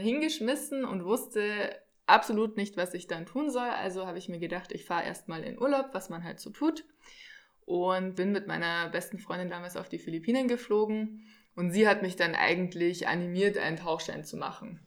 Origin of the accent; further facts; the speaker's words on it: Regensburg, Bavaria, Germany; Ich komme aus Regensburg in Deutschland